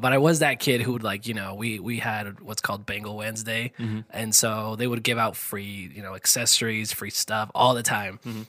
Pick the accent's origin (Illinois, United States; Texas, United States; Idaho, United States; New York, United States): Idaho, United States; Dubois; moved away as an adult; now in Idaho Falls, United States; my hometown, I'm actually from Du Bois